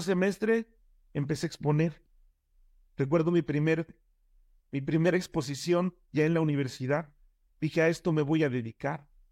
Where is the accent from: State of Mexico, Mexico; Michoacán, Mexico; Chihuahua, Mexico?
State of Mexico, Mexico; Nezahualcóyotl; also born or lived in Oaxaca; yo vivía en Nesa